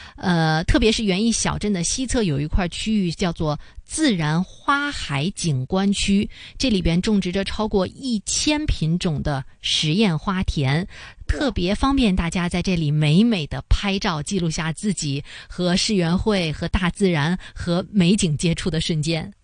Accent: Beijing, China; 北京源，应该说呢，这也是我家乡的一个展馆啊

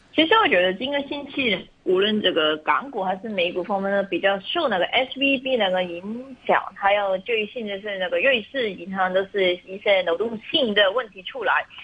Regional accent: China; 我们中国人

